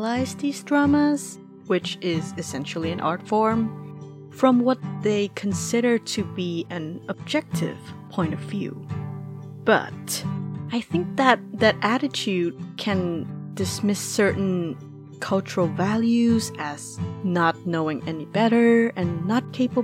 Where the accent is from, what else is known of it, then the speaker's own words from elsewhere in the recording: Laos; born and raised in Asia, Laos to be exact